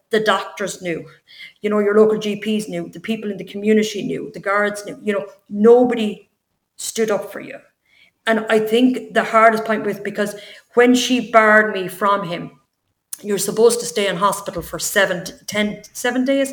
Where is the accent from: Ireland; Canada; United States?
Ireland; Tipperary, Munster; also born or lived in London; I'm from Tipperary.